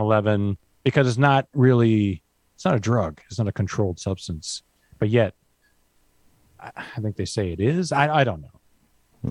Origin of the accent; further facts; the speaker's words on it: Vancouver, British Columbia, Canada; we grew up in Vancouver